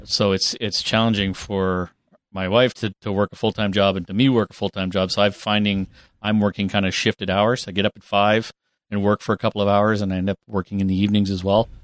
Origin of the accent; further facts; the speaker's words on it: Northern Ontario, Canada; I grew up there in Northern Ontario